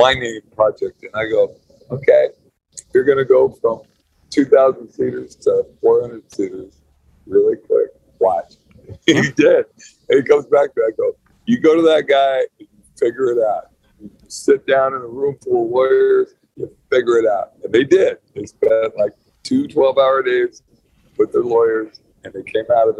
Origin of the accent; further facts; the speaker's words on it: California, United States; I'm a Californian